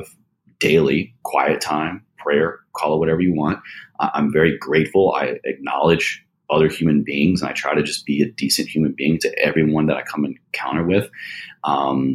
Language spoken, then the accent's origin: English; Roanoke, Virginia, United States; Shout out Roanoke, Virginia